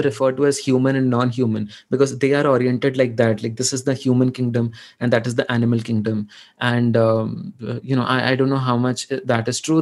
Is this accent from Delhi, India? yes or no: no; western Odisha, India; accent: Sambalpuri; first language Odia (Sambalpuri dialect); English is a second language; my mother tongue is Odia, but it's not the standard Odia. It's a dialect of it, which is spoken uh, in the western uh, side of Odisha.